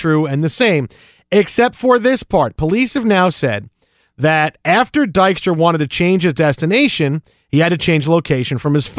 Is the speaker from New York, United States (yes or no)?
yes; New York City, New York, United States; moved away; Staten Island, where I grew up and spent the majority of my life.